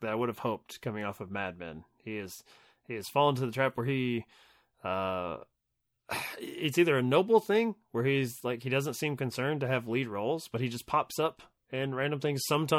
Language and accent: English; Kentucky, United States; accent: Kentucky; I speak kind of slow anyway with my accent, but patty whackery does not roll off the Kentucky tongue much as I would like it